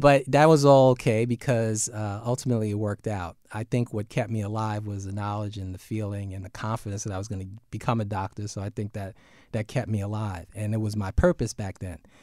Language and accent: English; New York City, New York, United States; We're from Brooklyn